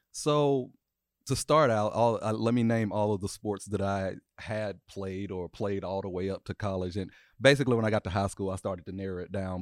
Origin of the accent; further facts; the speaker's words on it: Nashville, Tennessee, United States; I am two four, uh, born and raised in Nashville, Tennessee